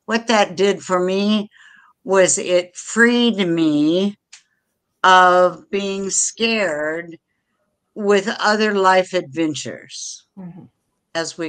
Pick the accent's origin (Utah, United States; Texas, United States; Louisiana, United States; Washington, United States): Washington, United States; also born or lived in Seychelles; now in Florida, United States; I was raised in Washington State